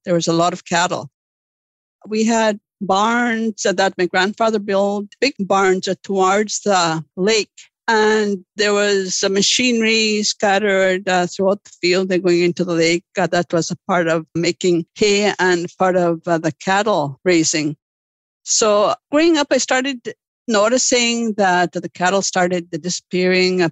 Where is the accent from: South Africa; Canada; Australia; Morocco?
Canada; Lake St. Martin, Manitoba; Growing up in Lake St. Martin, uh, what I recall was the abundance of livelihoods on the land, the living off the land.